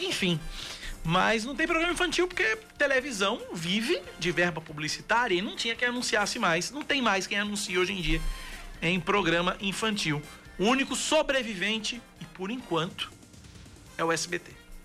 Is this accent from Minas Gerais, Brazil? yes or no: no; São Paulo, Brazil; born or raised there; also born or lived in Recife; now in Paraíba, Brazil